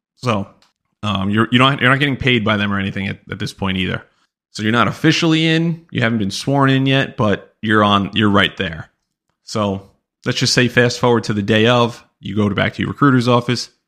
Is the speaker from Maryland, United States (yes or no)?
no; New York, United States; we're all from New York